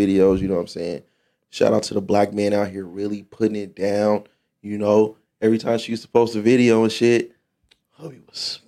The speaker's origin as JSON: {"language": "English", "area": "Rose Garden", "region": "Nevada", "country": "United States", "tie": "born or raised there", "said": "I grew up in Rose Garden."}